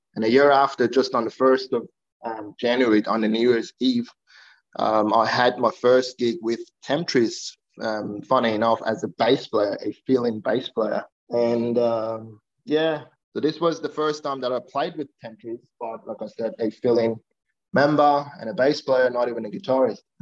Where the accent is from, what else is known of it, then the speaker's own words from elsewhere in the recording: Iran; now in Australia; I'm originally from Iran